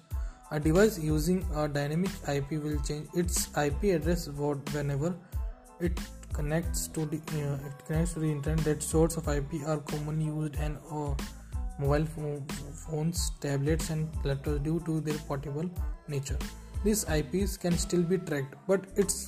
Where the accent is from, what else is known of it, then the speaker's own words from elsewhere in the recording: Bikaner, Rajasthan, India; I am from Bikaner, Rajasthan